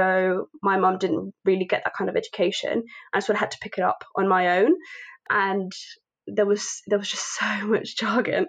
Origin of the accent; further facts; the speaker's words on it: Spain; now in London, United Kingdom; I was born in Spain, but my parents are Indian